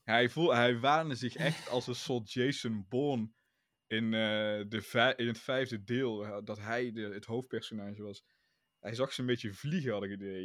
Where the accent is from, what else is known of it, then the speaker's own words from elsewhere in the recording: Netherlands; als Nederlander